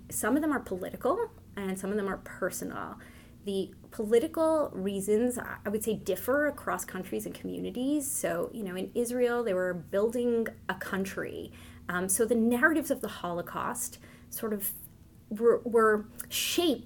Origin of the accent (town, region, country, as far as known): Montreal, Quebec, Canada; born or raised there; first language Yiddish; English is a second language